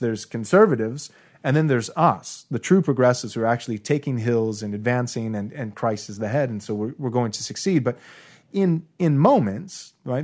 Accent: United States; I was born in America and 1986. So, along with anybody else raised in a typical American church

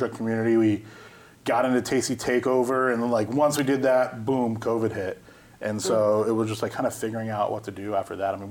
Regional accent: Orlando, Florida, United States; also born or lived in Maitland, Florida; grew up here in Orlando, born and raised

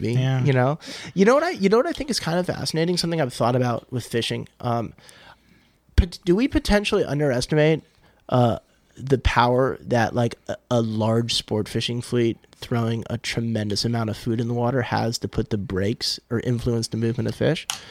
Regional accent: California, United States; I am a Californian who does not hate my state

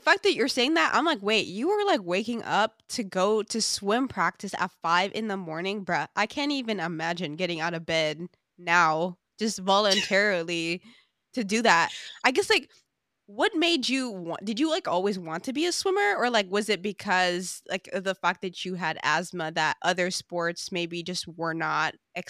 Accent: Sint Maarten; And one thing that I feel so blessed about growing up on Sint Maarten is I feel like because we grew up on such a small island, like, I really got to build like incredible relationships with people

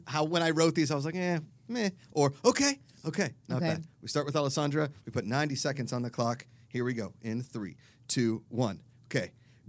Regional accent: Pittsburgh, Pennsylvania, United States; accent: Pittsburgh; I'm from Pittsburgh, Pennsylvania. Better get into my accent here real quick.

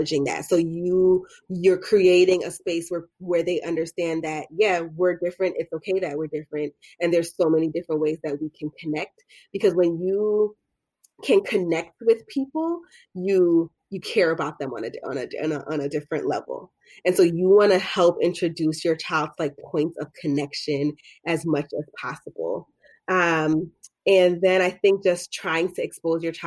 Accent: United States; I was born here. But I identify as like a Black American.

